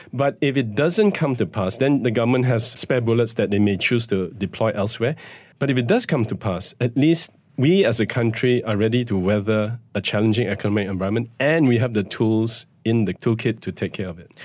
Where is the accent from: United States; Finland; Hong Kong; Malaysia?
Malaysia; as a Malaysian citizen